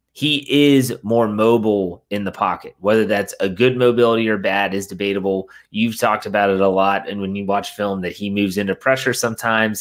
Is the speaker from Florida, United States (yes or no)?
no; Wheeling, West Virginia, United States; moved away; I was back home in my hometown of Wheeling, West Virginia.